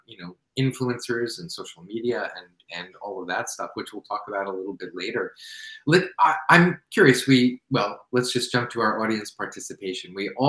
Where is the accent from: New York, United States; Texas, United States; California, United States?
New York, United States; New York. That's my home state.